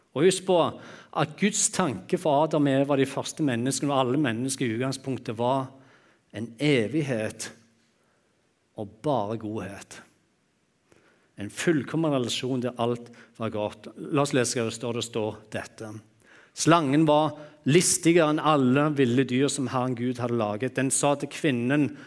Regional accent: Jæren, Rogaland, Norway; jeg er jærbu, og vi er vant å øse

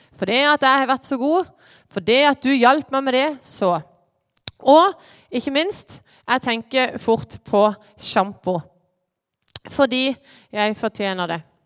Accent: Lyngdal, Agder, Norway; moved away as an adult; now in Åseral, Norway; Jeg er fra Lyngdal.

